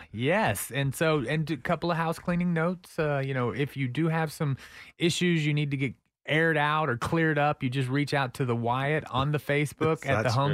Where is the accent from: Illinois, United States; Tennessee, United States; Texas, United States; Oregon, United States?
Texas, United States; Pflugerville; Right. Now I'm from Pflugerville. I can say that.